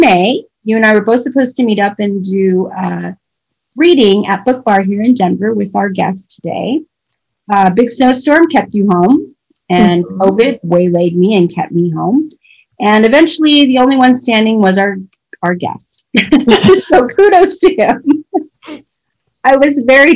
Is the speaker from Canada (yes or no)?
yes; Canada; I am Canadian